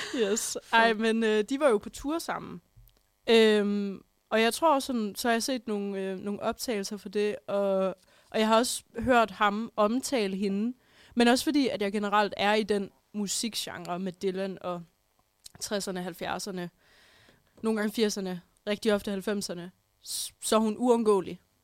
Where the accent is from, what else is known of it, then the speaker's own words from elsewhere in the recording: Holstebro, Central Denmark Region, Denmark; moved away; det var mig, der sad derhjemme i Holstebro